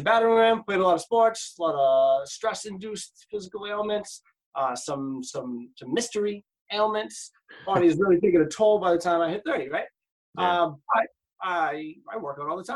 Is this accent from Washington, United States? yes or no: no; Lynn, Massachusetts, United States; also born or lived in Cambridge, Massachusetts; Family's originally from East Cambridge, but I grew up mostly in Lynn